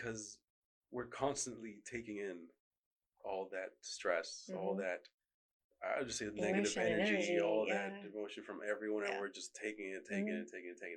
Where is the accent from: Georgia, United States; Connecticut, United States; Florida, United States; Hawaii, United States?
Florida, United States; moved away as an adult; also born or lived in New York; I was born in New York, but I grew up in Florida